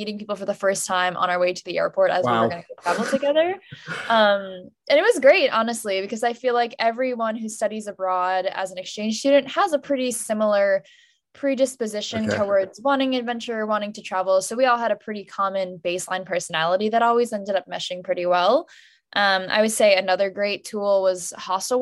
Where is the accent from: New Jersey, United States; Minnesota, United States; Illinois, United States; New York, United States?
New Jersey, United States; suburban; my hometown in suburban New Jersey